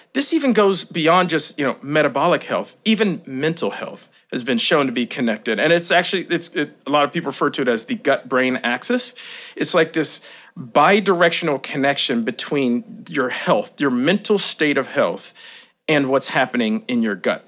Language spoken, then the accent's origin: English; Kentucky, United States; moved away as an adult; also born or lived in Boston; I grew up in Kentucky, small town.